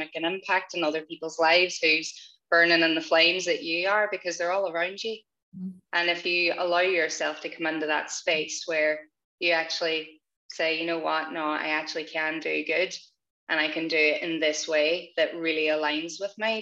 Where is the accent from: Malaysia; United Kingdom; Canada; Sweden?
United Kingdom; Northern Ireland; growing up in Northern Ireland, being raised predominantly Catholic in Catholic schools.